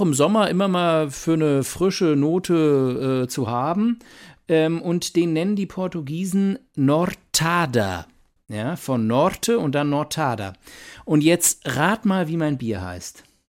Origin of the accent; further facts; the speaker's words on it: Mainz, Rhineland-Palatinate, Germany; moved away; wir sind beide in Mainz geboren